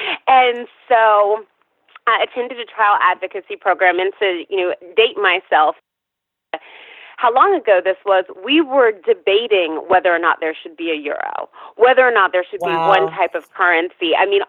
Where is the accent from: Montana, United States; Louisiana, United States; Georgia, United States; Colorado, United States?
Georgia, United States; Atlanta; also born or lived in Virginia / Tennessee / Texas / California; I grew up in Atlanta by way of several locations, Atlanta to Tennessee, or rather Atlanta to Virginia, to Tennessee, to Texas, to California, to New York.